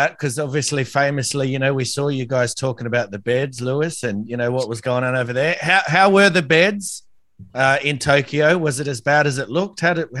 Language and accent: English; Australia; Yes, I'm an Aussie